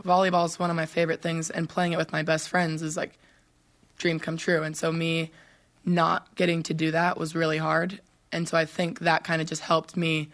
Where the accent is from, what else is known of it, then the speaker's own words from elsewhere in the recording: Southern California, United States; moved away; we are both from Southern California, so we played club volleyball tournaments together